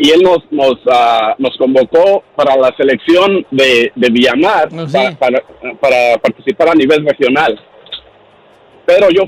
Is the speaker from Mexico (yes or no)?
yes; Cerrito Colorado, Michoacán, Mexico; moved away; para mi pueblo, para mi rancho, Cerrito Colorado, Michoacán.